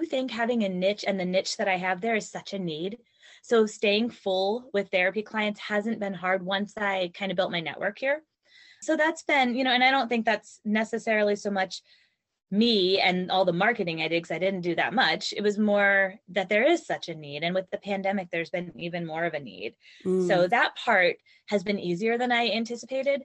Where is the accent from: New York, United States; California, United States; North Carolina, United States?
North Carolina, United States; moved away as an adult; also born or lived in Virginia; we moved from Virginia to North Carolina because that's where both of our families are. I grew up here